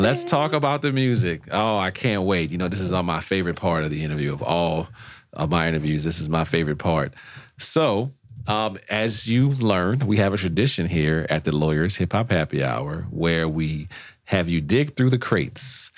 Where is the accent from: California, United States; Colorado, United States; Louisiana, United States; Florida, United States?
Louisiana, United States; New Orleans; also born or lived in Los Angeles; now in Washington, D.C., United States; I'm from New Orleans. We invented jazz.